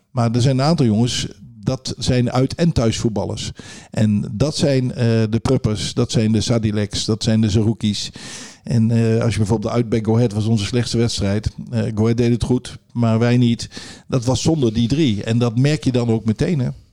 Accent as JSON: {"language": "Dutch", "town": "Zwolle", "region": "Overijssel", "country": "Netherlands", "tie": "born or raised there", "also_born_or_lived": "Groningen", "said": "ik ben in Zwolle geboren, opgegroeid"}